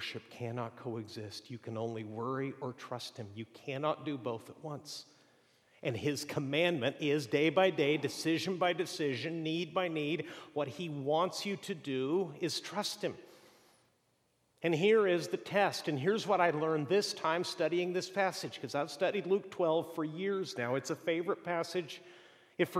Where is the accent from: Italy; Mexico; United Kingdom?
Mexico; moved away; also born or lived in Boston; growing up in Mexico